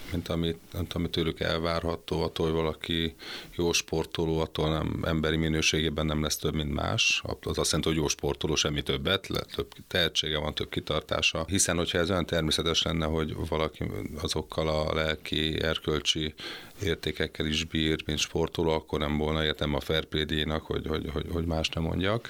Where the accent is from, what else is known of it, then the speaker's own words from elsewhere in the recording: Hungary; fölnőttem egy, egy, egy olyan családban, ahol, ahol az volt a divat, hogy hol a zoláokat, hol a, hol a cseheket szittuk, meg, meg a szerbeket, hogy mit műveltek itt